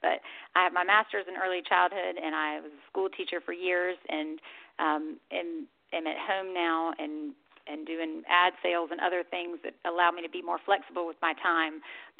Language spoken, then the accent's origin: English; Atlanta, Georgia, United States; I grew up in Atlanta and played Alta and out of Bitsy Grant Tennis Center my whole life